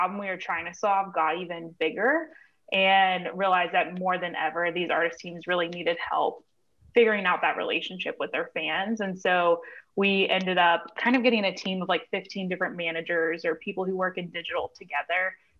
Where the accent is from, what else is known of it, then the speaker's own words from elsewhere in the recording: Nashville, Tennessee, United States; I grew up in Nashville